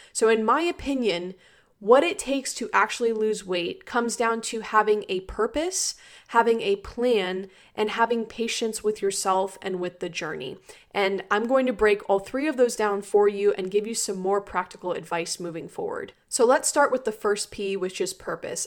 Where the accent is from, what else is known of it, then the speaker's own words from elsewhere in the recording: Maryland, United States; also born or lived in Florida; I'm from Maryland and I went to school in Florida